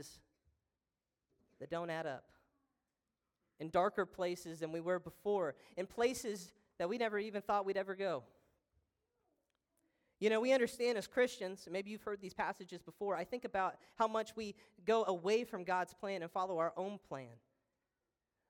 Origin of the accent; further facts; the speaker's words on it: Trenton, Missouri, United States; I'm from Trenton, Missouri